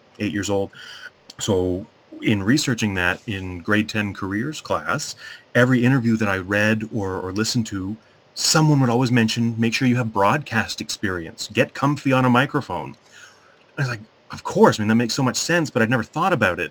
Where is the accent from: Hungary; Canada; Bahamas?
Canada; Mississauga, Ontario; moved away as an adult; now in Sarnia, Canada; I'm originally from Mississauga.